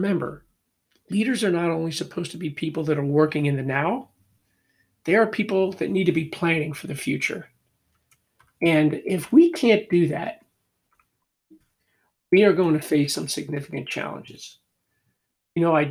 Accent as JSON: {"language": "English", "town": "Philadelphia", "region": "Pennsylvania", "country": "United States", "tie": "born or raised there", "said": "I'm born and raised in Philadelphia"}